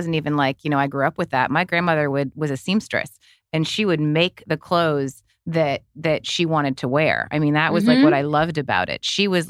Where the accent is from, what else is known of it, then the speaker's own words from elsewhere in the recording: Canada; I grew up in Canada